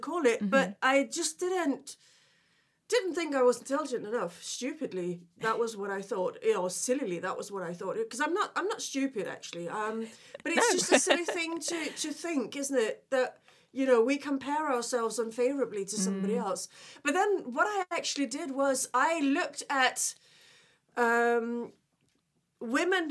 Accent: Denmark; English is a second language; moved away as an adult; also born or lived in London; now in United Kingdom; I was born originally in Denmark, and I actually lived abroad in my 20s.

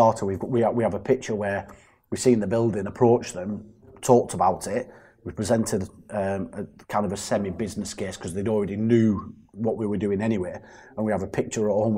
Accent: Burnley, North West England, United Kingdom; also born or lived in Greater Manchester; It's my hometown. I was raised in Burnley

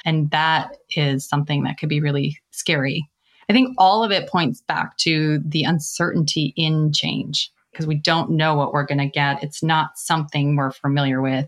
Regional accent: Minnesota, United States; I began in my home state of Minnesota at a bank

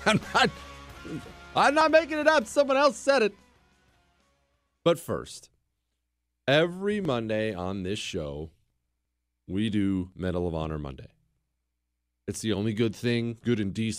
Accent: United States; I'm an American

